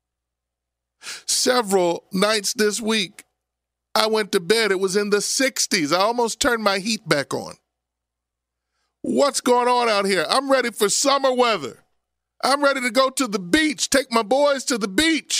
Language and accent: English; Abington, Pennsylvania, United States; I grew up in Abington.